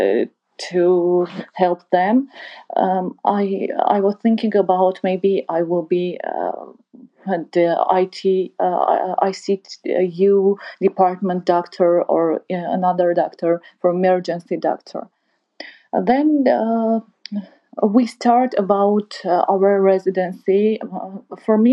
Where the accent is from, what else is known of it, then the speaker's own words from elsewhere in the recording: Artsakh, Nagorno-Karabakh, Azerbaijan; English is a second language; moved away; I'm from Artsakh